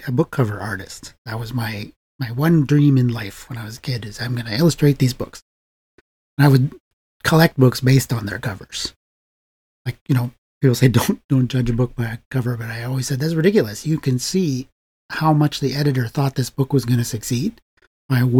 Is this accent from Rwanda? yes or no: no; Edmonton, Alberta, Canada; moved away as an adult; also born or lived in Ottawa; I'm from Edmonton, Alberta